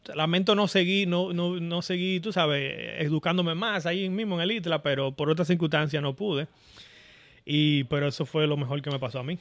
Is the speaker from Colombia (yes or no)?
no; Boca Chica, Distrito Nacional, Dominican Republic; moved away as an adult; now in California, United States; yo, dominicano, nacido en Boca Chica